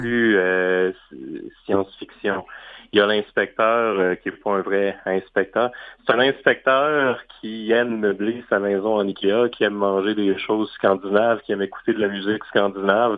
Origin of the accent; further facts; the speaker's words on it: Baie-Comeau, Quebec, Canada; quand j'étais euh, tout petit, on se promenait en voiture près de Bécomo, ma ville natale